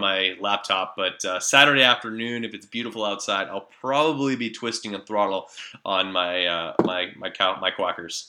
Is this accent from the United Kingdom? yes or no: no; Canada; as a Canadian